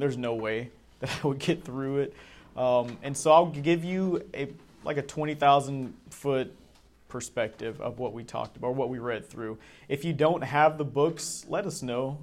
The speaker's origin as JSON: {"language": "English", "town": "Charlotte", "region": "North Carolina", "country": "United States", "said": "I was from Charlotte, North Carolina"}